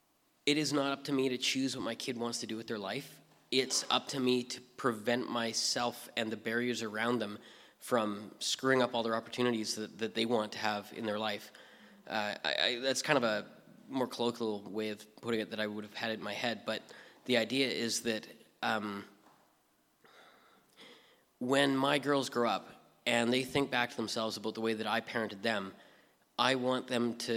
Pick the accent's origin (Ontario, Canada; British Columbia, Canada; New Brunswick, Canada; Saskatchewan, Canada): British Columbia, Canada; moved away as an adult; also born or lived in Hope, British Columbia; so I grew up in British Columbia. I was born in Hope. My parents moved around a lot, but pretty much I'm a BC boy. I didn't actually leave the province until I was 20